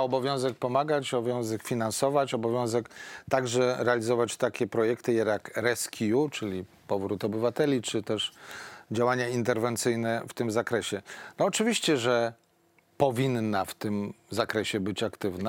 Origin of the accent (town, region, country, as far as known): Poland